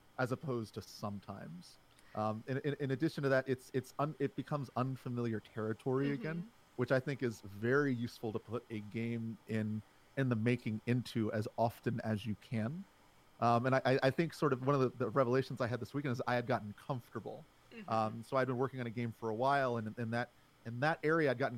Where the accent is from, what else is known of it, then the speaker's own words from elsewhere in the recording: Alexandria, Virginia, United States; I am from Alexandria, Virginia, right outside of the D.C. area